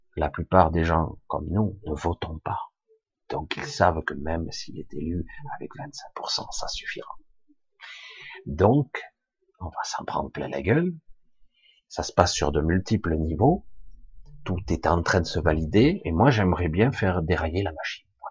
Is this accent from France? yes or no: yes; France; je suis français